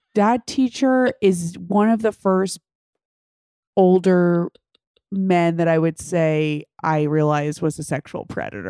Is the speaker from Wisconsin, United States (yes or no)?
no; New York, United States; I can do the accent because I'm from New York